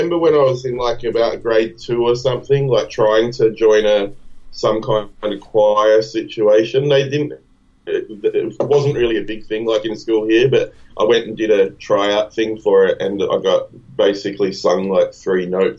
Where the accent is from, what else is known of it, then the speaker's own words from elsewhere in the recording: Blue Mountains, New South Wales, Australia; my teenage years was growing up in the Blue Mountains, like a part of a place kind of like a hour or two west of Sydney.